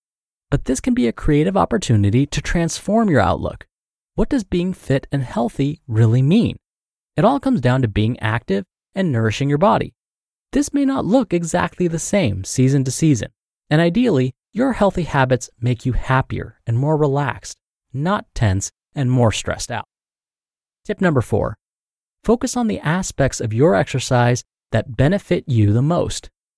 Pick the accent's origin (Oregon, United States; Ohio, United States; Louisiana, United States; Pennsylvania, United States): Louisiana, United States; now in New Jersey, United States; Meanwhile, I'm from Louisiana, and I'm living over here in New Jersey